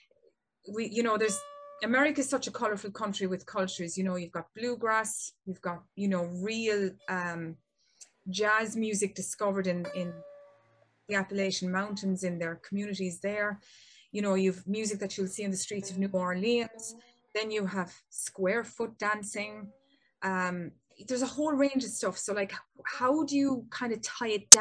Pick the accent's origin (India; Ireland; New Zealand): Ireland; I'm from Ireland